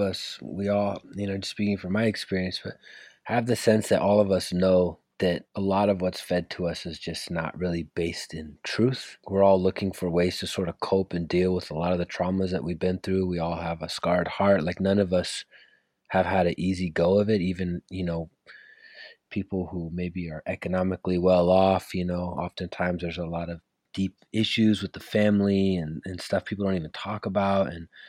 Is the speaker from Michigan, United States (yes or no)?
no; California, United States; sort of my journey of, you know, growing up in the Bay Area.